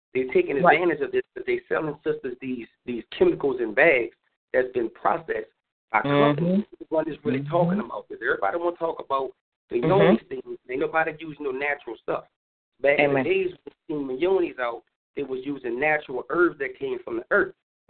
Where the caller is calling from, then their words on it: New Orleans, Louisiana, United States; I'm calling from New Orleans.